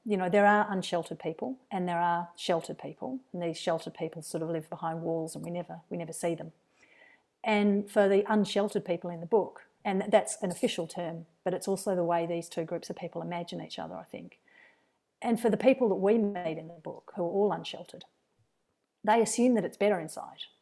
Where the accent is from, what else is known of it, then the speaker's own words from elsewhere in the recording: Perth, Western Australia, Australia; now in Wellington, New Zealand; my childhood and my teenage years were spent in first, just outside Perth and then in Perth